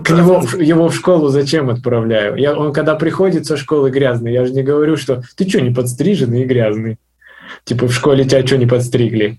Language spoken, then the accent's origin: Russian; North Ossetia–Alania, Russia; я сам из Осетии, из Северной, вот, и у нас в городе стоит памятник Сталину